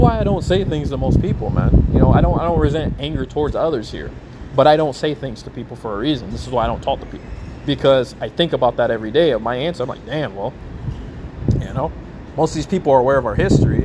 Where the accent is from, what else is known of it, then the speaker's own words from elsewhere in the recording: United States; I was from the United States